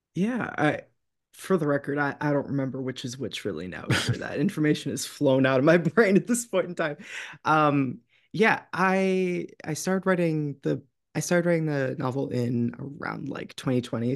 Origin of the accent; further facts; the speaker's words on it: New England, United States; growing up in New England and in sort of, uh, the area of the country where I'm from